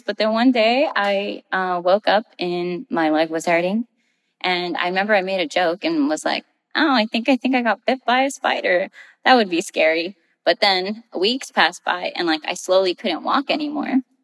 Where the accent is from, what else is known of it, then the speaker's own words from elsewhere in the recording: Rio Grande Valley, South Texas, United States; moved away as an adult; I am from the Rio Grande Valley, which is South Texas, really close to the Mexican American border. That's where I spent most of my life